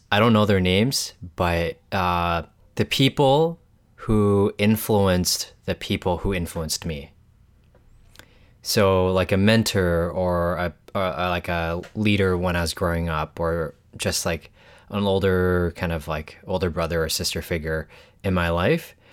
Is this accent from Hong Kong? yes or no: yes; Hong Kong; born there; also born or lived in Canada; I was born in Hong Kong, but I've moved back and forth between Hong Kong and Canada uh, a couple of times.